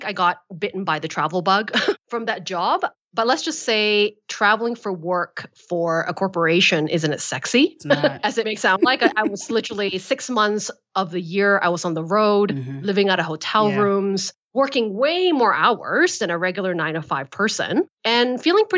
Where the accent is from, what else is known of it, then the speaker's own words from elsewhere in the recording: Malaysia; I'm from Malaysia